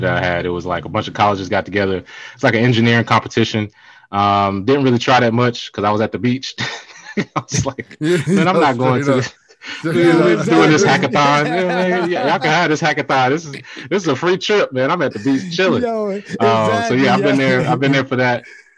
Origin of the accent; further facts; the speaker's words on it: Charlotte, North Carolina, United States; I'm from Charlotte, which is the second biggest, maybe third biggest banking city in America